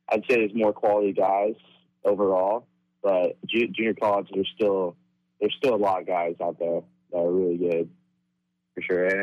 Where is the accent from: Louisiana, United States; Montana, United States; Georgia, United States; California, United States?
California, United States; Modesto; also born or lived in Sacramento, California; I'm from Modesto, California